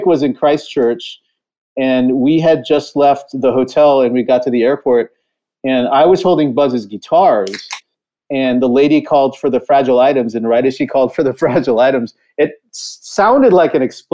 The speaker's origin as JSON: {"language": "English", "region": "California", "country": "United States", "tie": "born or raised there", "said": "I grew up in California and I was used to earthquakes"}